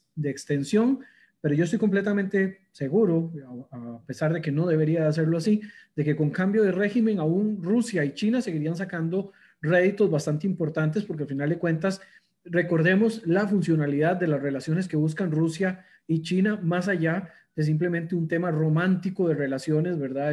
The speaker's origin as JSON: {"language": "Spanish", "country": "Costa Rica", "said": "me gusta mencionarme como orgulloso costarricense"}